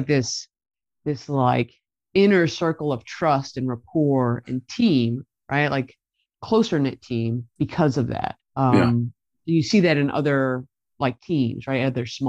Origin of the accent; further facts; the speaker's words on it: Middlesex County, New Jersey, United States; moved away; I grew up in a town in Middlesex County, which is the middle of New Jersey and Central Jersey, right near where Rutgers University is, their main campus in New Brunswick